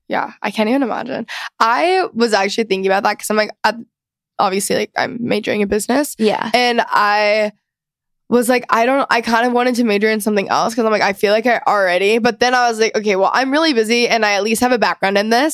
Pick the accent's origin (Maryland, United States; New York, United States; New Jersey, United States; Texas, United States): Texas, United States; I'm also a Texan and I live in Texas